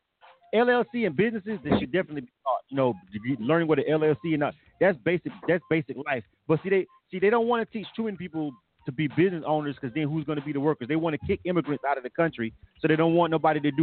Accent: Florida, United States; I'm from Florida.

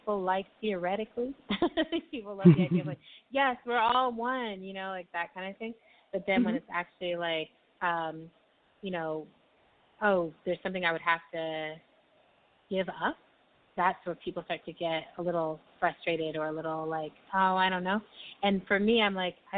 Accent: El Paso, Texas, United States; my hometown of El Paso

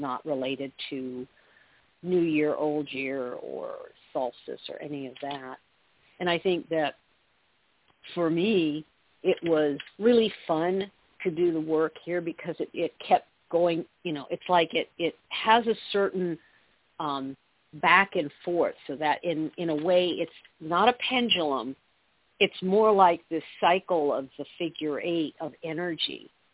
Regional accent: Southern California, United States; I grew up in Southern California

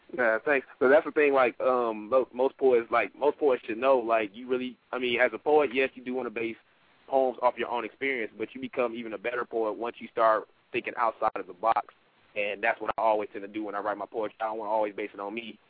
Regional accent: Detroit, Michigan, United States; now in Fayetteville, United States; I'm um, originally from Detroit, Michigan, but right now I reside in Fayetteville, North Carolina.

